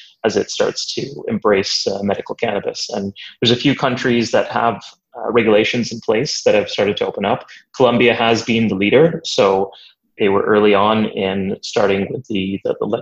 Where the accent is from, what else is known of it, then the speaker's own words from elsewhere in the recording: Canada; moved away as an adult; also born or lived in Waterloo, Canada; now in London, United Kingdom; my background is largely that I'm Canadian